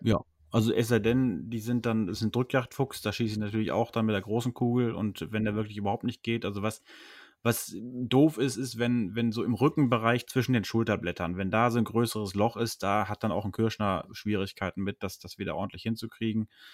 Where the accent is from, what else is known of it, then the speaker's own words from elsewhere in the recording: Höxter district, North Rhine-Westphalia, Germany; moved away; da wo ich zu Hause, wo ich herkomme, also Kreis Höxter, bzw. Nachbarkreis